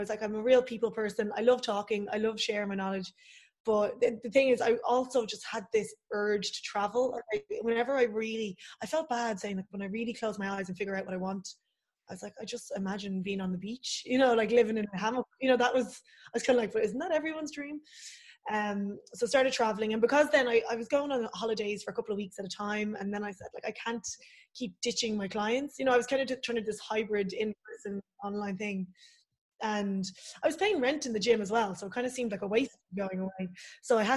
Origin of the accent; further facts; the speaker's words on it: Swords, Leinster, Ireland; also born or lived in Portugal; I'm from Swords, like, so I'm north side.